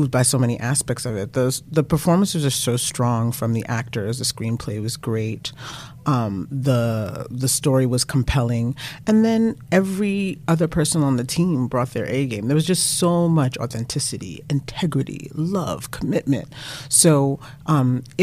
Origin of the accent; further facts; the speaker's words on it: New York City, New York, United States; I'm born and raised in Brooklyn